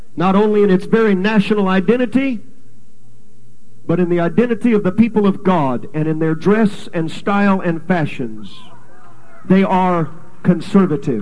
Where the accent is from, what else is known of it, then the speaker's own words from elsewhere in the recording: California, United States; moved away as an adult; also born or lived in Texas / Canada; now in Calgary, Canada; was born and raised in California, went to Texas, got a good wife and a license with the UPC, went to Canada, been there for 12 years